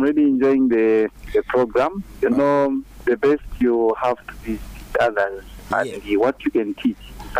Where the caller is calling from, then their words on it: Mazabuka, Southern Province, Zambia; from within Mazabuka.